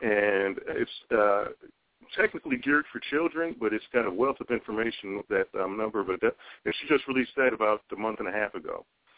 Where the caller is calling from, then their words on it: Chicago, Illinois, United States; I'm calling in from Chicago, Illinois.